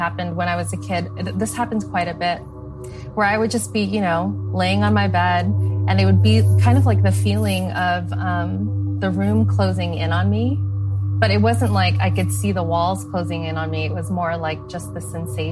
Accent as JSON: {"language": "English", "town": "Los Angeles", "region": "California", "country": "United States", "tie": "born or raised there", "said": "I was born and raised in Los Angeles, so I've been here my whole life."}